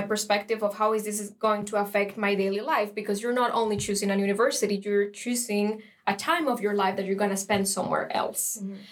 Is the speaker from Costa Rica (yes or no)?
yes; Costa Rica; moved away as an adult; now in Lund, Sweden; I'm from Costa Rica and I'm in the Mathematics Bachelor program.